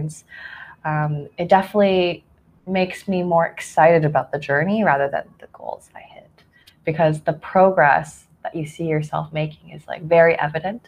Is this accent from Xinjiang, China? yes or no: no; Nantong, Jiangsu, China; moved away; also born or lived in Canada; I was born in Jiangsu Nantong, which is, I believe, a couple kilometers away from Shanghai. And there I grew up with two families